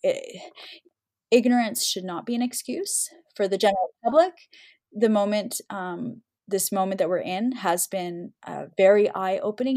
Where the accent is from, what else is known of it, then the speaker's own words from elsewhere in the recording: Canada; we've come so far as Canadian Muslims